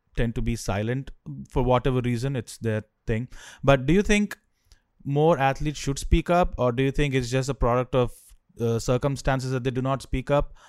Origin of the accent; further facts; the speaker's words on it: Andhra Pradesh, India; now in United States; I'm from Andhra